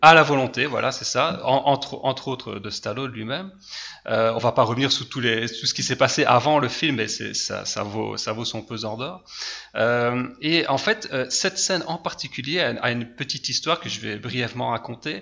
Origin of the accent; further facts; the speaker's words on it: Liège region, Wallonia, Belgium; je suis de Belgique, je suis belge, région de Liège